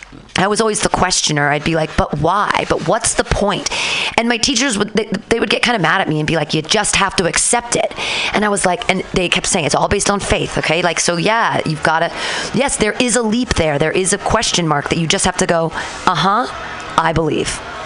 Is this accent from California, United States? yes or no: yes; Danville, California, United States; I grew up in Danville